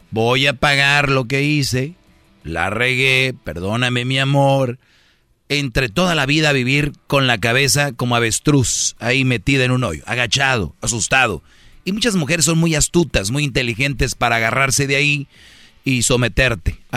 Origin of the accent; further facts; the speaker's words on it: Mexico; Es que le engañó un mexicano. Yo soy de México.